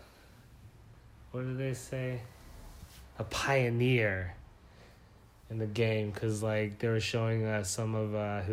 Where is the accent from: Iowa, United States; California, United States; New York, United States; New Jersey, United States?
California, United States; Los Angeles; We're from Los Angeles.